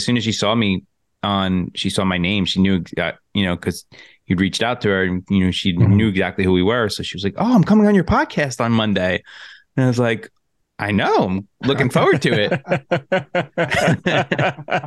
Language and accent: English; Long Island, New York, United States; I'm from Long Island